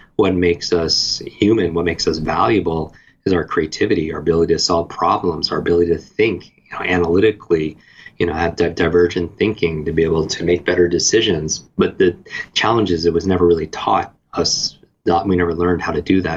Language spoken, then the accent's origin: English; Northeast, United States; I grew up in the Northeast